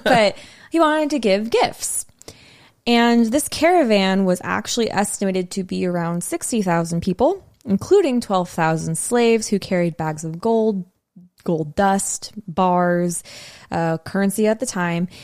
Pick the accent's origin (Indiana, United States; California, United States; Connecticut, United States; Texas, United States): California, United States; San Diego; We're from San Diego